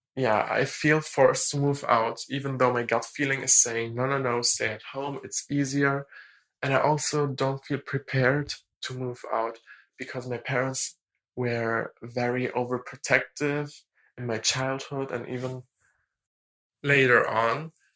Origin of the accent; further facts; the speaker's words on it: Germany; English is a second language; I'm 19 and I'm from Germany. I really, really hope that my accent is not that bad